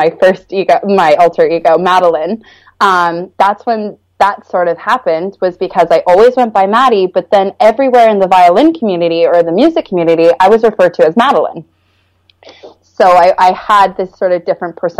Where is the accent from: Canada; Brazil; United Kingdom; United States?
Canada; Stouffville, Ontario; also born or lived in North York, Ontario; I was born in North York General Hospital, and I grew up in Stouffville, Ontario